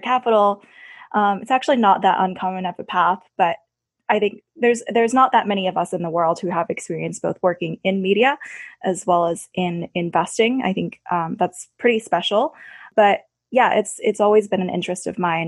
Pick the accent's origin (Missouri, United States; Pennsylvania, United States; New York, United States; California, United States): Pennsylvania, United States; Pittsburgh; worked for a summer at my hometown newspaper, the Pittsburgh Post Gazette